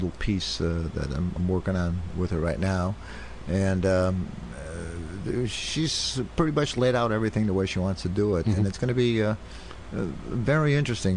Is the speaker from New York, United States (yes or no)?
no; Chicago, Illinois, United States; moved away; I was from Chicago